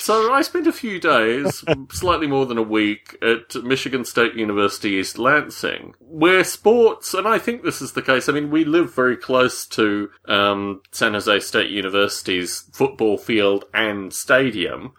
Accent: Australia; Growing up in Australia

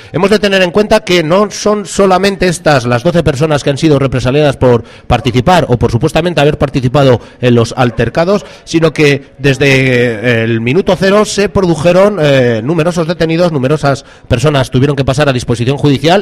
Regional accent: Burgos, Castile and León, Spain; yo soy de Burgos, soy del barrio de Gamonal

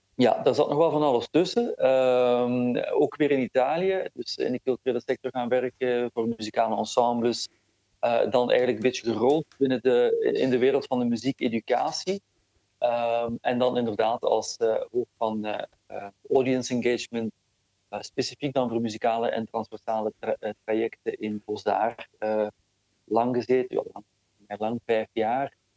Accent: Flanders, Belgium; ik ben wel degelijk opgegroeid in, eh, in Vlaanderen en dat voel ik ook heel sterk

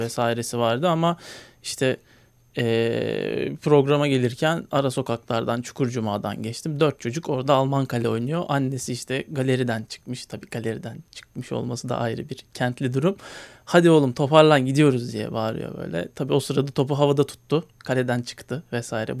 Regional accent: Istanbul, Turkey; hayatımın ilk 7 senesini Bakırköy'de geçirdim.

